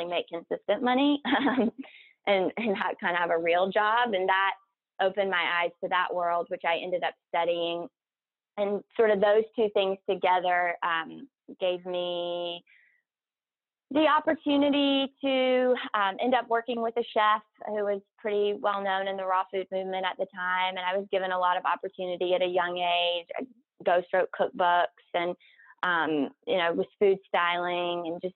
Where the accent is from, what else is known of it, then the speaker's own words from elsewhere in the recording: South Carolina, United States; moved away as an adult; I'm from South Carolina. And I went to college in South Carolina